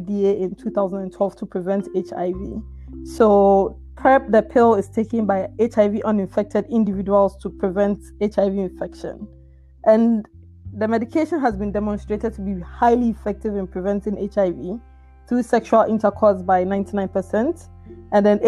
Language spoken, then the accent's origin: English; Ghana; moved away; growing up in Ghana